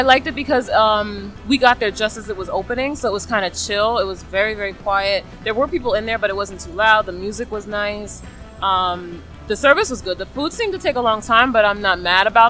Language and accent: English; New York City, New York, United States; now in Manhattan, United States; I'm originally from the Bronx, New York, but I moved to Manhattan.